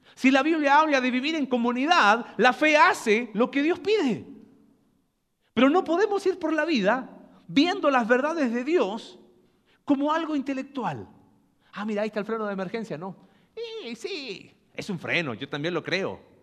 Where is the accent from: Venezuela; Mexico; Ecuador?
Mexico; Nosotros que como mexicanos